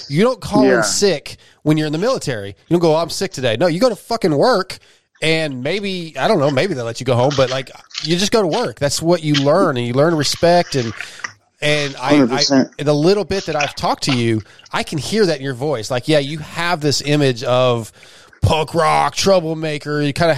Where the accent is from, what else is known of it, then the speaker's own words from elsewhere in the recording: California, United States; So growing up in SoCal with a Marine dad, dude, I mean, like, again, I was a military.